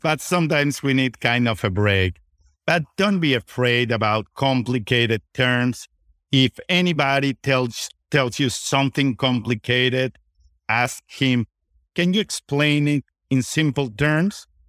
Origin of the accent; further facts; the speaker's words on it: Venezuela; moved away as an adult; now in United States; I was born and raised in Venezuela. My parents are from Spain